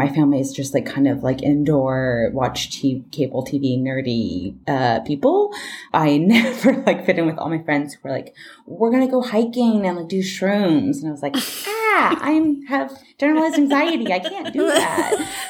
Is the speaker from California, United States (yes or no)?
yes; Bay Area, Northern California, United States; No, I'm from Northern California. Oh, okay. So I'm from the Bay Area.